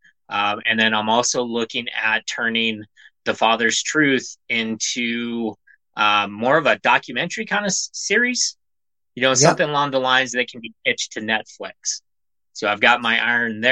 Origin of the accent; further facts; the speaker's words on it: Montana, United States; I'm a nobody from Montana